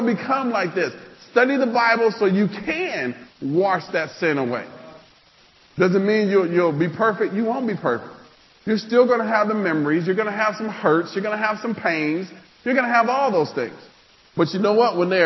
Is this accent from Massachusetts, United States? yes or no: no; Nebraska, United States; I'm from Nebraska.